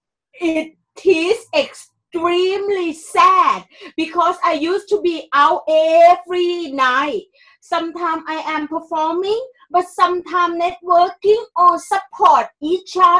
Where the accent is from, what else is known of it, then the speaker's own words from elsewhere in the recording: Thailand; English is a second language; moved away as an adult; now in London, United Kingdom; I came here in 2001, and I am from Thailand